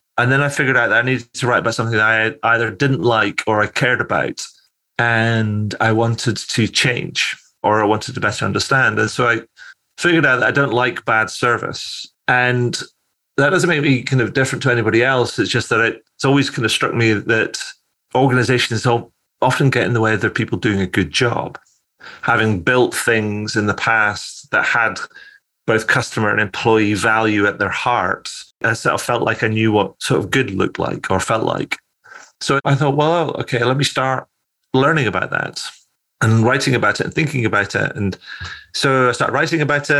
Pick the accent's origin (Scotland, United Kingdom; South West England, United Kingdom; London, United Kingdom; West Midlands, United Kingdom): Scotland, United Kingdom; moved away as an adult; also born or lived in Cairo, Egypt / Edinburgh; So I'm originally from Scotland. I now kind of live back in Scotland, recently moved here to Edinburgh with my wife